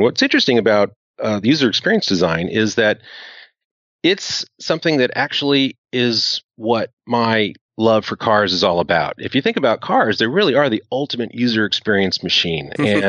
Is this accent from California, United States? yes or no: yes; Silicon Valley, California, United States; also born or lived in Tokyo, Japan; I was raised in Silicon Valley, which is, you know, right at the heart of where Apple Computer is.